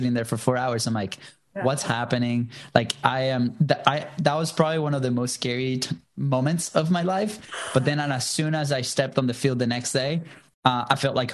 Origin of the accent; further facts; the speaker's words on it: Venezuela; English is a second language; moved away as an adult; now in United States; I'm originally from Venezuela. I moved here to the States in 2010 for college.